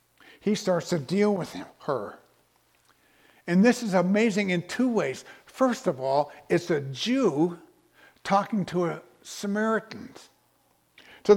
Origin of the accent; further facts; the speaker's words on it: Texas, United States; maybe because of the way we dress or the way we act or the fact that we're from Texas.